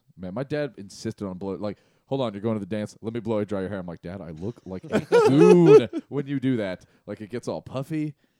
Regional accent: San Diego, California, United States; also born or lived in San Marcos, California; growing up in San Diego and living like 6 miles from hundreds of … and … and like … shows.

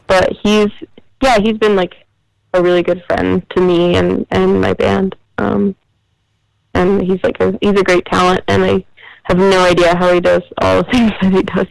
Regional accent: New Jersey, United States; to be from New Jersey

